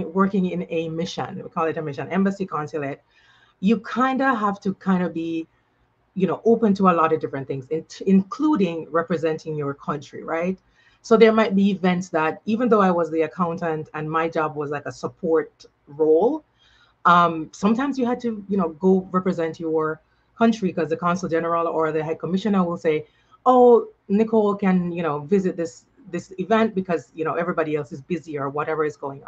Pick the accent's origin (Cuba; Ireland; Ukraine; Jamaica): Jamaica; Saint Elizabeth; moved away as an adult; also born or lived in Kingston, Jamaica / New York City, United States; now in United States; this country girl coming from St. Elizabeth, at least, you know, I lived in Kingston